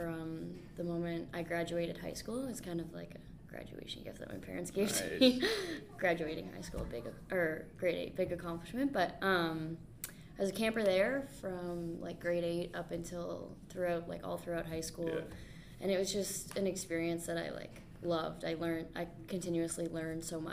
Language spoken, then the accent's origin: English; Grand Bend, Ontario, Canada; my hometown, Grand Bend